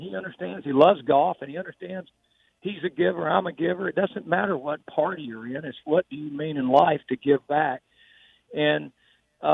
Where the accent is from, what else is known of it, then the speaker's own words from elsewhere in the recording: Georgia, United States; moved away; also born or lived in Alabama; I was born in Georgia